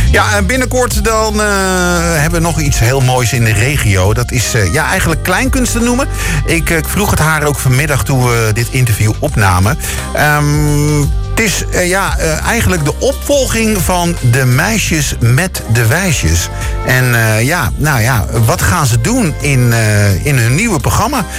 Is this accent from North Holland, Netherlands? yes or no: yes; Purmerend, North Holland, Netherlands; mijn geboorteplaats eh, Purmerend